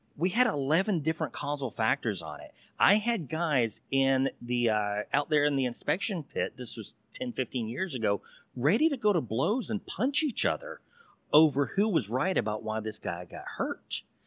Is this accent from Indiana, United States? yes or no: no; Texas, United States; I'm that Texas good old boy